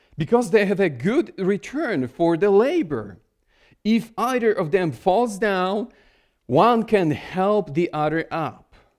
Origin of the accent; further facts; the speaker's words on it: Poland; English is a second language; moved away as an adult; now in Connecticut, United States; I was born in Poland, spent most of my life in Poland, and I started learn-, learning English when I was, uh, in my late twenties.